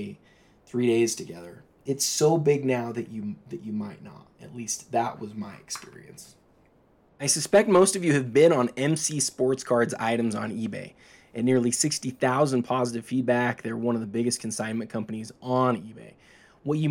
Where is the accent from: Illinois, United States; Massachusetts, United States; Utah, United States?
Utah, United States; Salt Lake City; I'm from Salt Lake